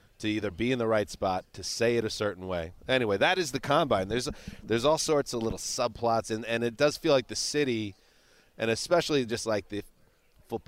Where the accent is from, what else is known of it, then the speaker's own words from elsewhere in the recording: United States; being an American